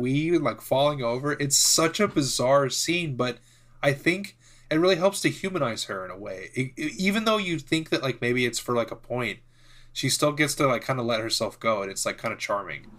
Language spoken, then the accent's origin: English; United States